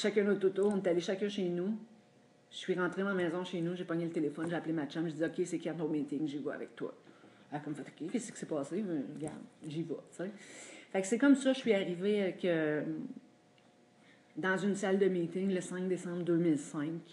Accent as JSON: {"language": "French", "town": "Drummondville", "region": "Quebec", "country": "Canada", "tie": "born or raised there", "also_born_or_lived": "Montreal", "said": "moi, j'ai grandi à Drummondville"}